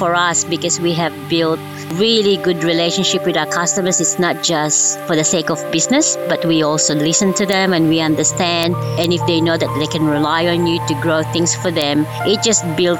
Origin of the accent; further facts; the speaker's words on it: Woolooga, Queensland, Australia; I am from the Petersen's farm at Woolooga, which is 45 kilometers northwest of Gympie, south of Sunshine Coast.